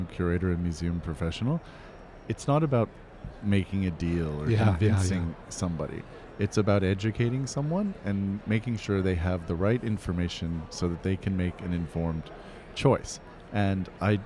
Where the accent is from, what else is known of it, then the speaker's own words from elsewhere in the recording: New Castle, Pennsylvania, United States; I grew up in Newcastle, Pennsylvania